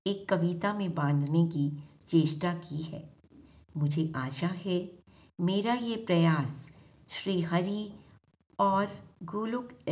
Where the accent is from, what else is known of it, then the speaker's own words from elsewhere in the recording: Delhi, India; दिल्ली से हूँ